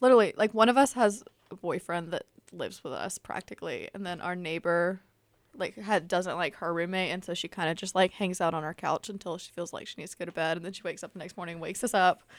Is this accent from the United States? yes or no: yes; Tuscaloosa, Alabama, United States; moved away as an adult; also born or lived in Germany; now in Auburn, United States; I'm also from Tuscaloosa, War Eagle, and I'm also a freshman